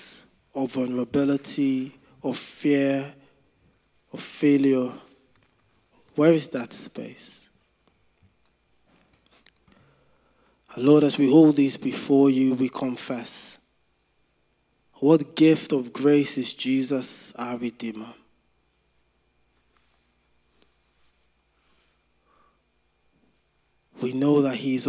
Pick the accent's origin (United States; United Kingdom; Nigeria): Nigeria; when I was growing up in Nigeria